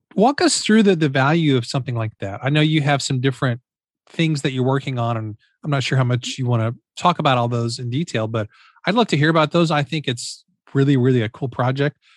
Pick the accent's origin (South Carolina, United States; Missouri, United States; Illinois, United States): Missouri, United States; I'm from Missouri